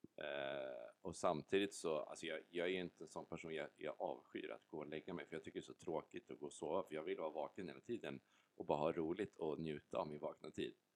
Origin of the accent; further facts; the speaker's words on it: Stockholm, Stockholm County, Sweden; accent: stockholmska; moved away as an adult; now in Varberg, Sweden; jag har ju bott i Stockholm hela mitt liv